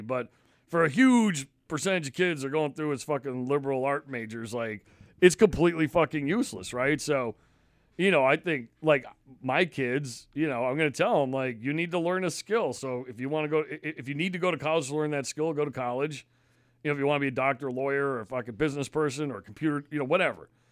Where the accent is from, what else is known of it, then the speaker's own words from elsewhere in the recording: Connecticut, United States; also born or lived in Massachusetts; now in Maine, United States; growing up in Connecticut, you know, people got gas and no one did that. So I always thought it was dangerous. Then I moved to Mass